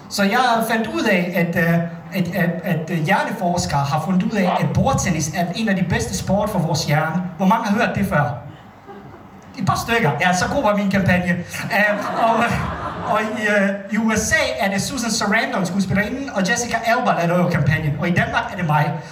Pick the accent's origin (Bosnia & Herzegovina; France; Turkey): Bosnia & Herzegovina; now in Denmark; Jeg kommer oprindeligt fra Bosnien